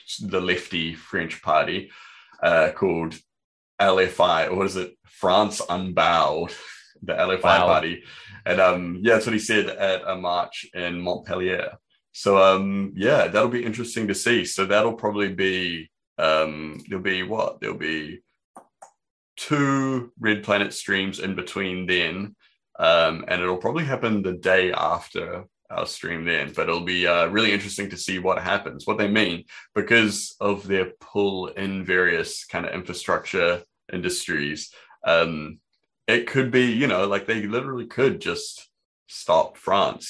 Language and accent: English; New Zealand; growing up in New Zealand